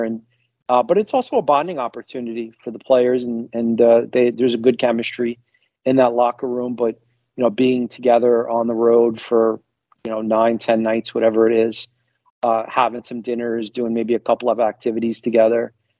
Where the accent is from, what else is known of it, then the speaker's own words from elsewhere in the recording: New York, United States; now in Florida, United States; I'm more of an East Coast guy. I don't know. I grew up in New York